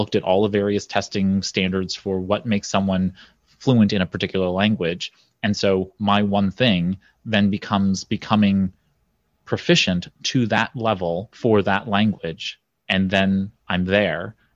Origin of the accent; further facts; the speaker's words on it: New York City, New York, United States; I'm a guy from Brooklyn